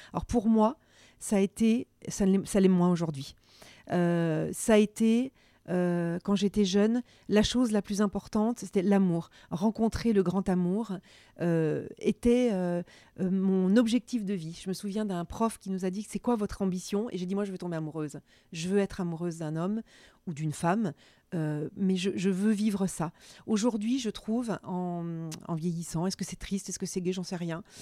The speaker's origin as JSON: {"language": "French", "area": "Burgundy", "region": "Bourgogne-Franche-Comté", "country": "France", "tie": "born or raised there", "said": "la Bourgogne, c'est là où j'ai grandi"}